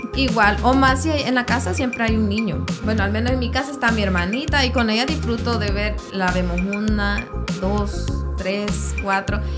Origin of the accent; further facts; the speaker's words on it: El Salvador; salvadoreña, soy salvadoreña y soy ajolotada